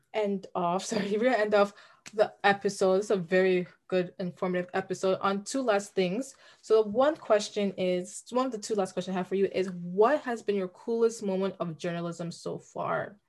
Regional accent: Brampton, Ontario, Canada; we're from Brampton

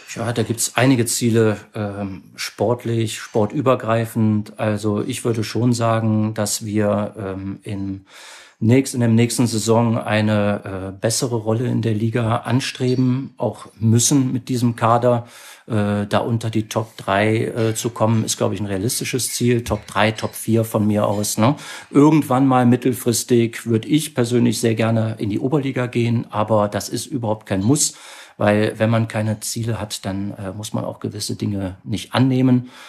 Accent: Mönchengladbach, North Rhine-Westphalia, Germany; geboren in Mönchengladbach, auch dort aufgewachsen

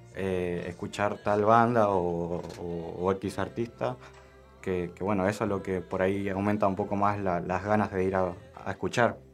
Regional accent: Argentina; nosotros como argentinos y argentinas

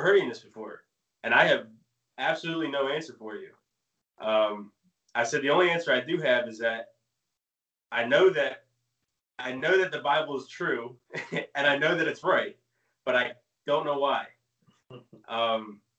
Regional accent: New Jersey, United States; also born or lived in Maine; I moved to Jersey when I was 9.

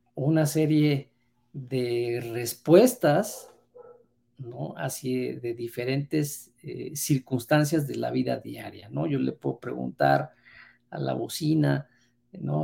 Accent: Mexico

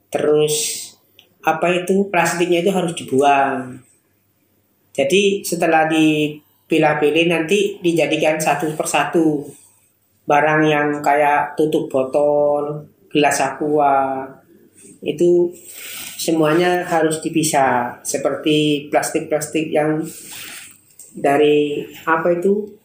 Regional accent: East Java, Indonesia; now in Surabaya, Indonesia; Saya berasal dari Madura bisa dikatakan, tapi berdomisili di Surabaya sekarang.

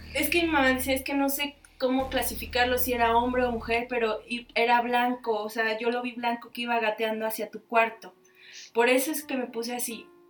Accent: Mexico; nosotros los mexicanos

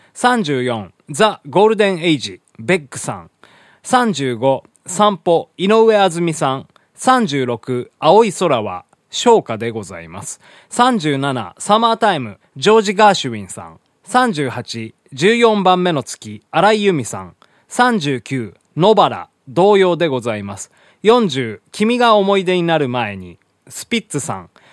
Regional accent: Hiroshima, Japan; 地元の広島でですねあの毎年8月に歌われる、まあ、これ原爆のね歌なんでございますけどね小学校の頃からね、まあ、ずっと歌っておりまして

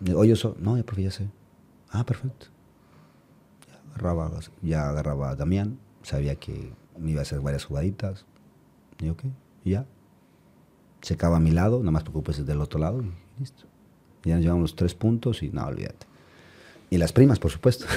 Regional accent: Mexico; somos los mexicanos, tenemos carácter

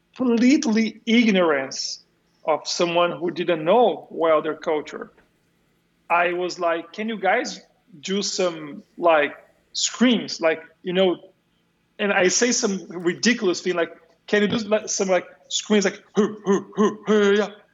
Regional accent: São Paulo, Brazil; moved away; São Paulo. I'm from São Paulo.

